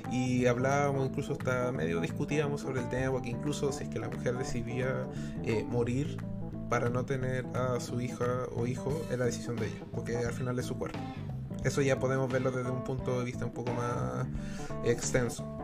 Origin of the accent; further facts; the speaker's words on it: Chile; todos somos chilenos al fin y al cabo cuando nos vamos a dormir.